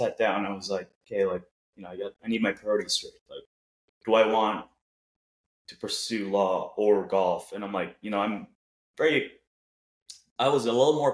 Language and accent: English; Cebu, Central Visayas, Philippines; also born or lived in Virginia, United States; now in Jacksonville, United States; I was born in the Philippines in this island called Cebu, which is an hour and a half plane ride down south of Manila